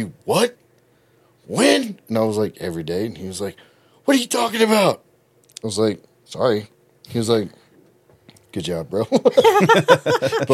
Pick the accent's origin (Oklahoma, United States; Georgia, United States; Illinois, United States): Oklahoma, United States; Lawton; I was born in Lawton.